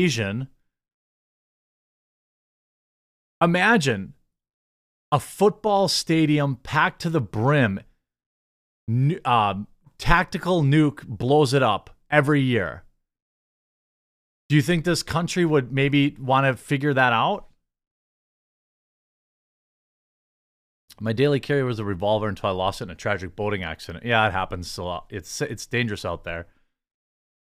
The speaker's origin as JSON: {"language": "English", "country": "United States", "said": "As an American"}